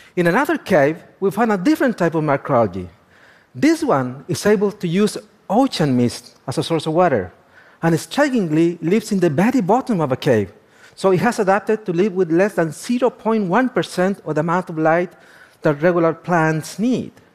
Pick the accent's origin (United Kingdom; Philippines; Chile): Chile; northern Chile; I was born and raised in the Atacama.